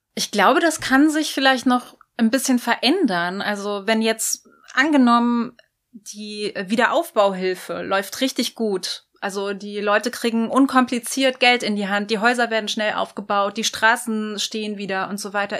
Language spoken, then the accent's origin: German; North Rhine-Westphalia, Germany; ich komme selber auch aus Nordrhein-Westfalen